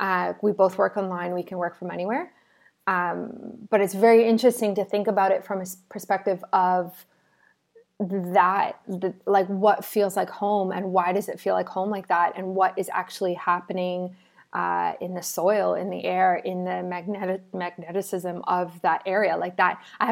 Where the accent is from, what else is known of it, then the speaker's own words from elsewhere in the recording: South Africa; now in Canada; I'm from South Africa, so when we moved to Canada and when I went back in early 2018, I've been back a few times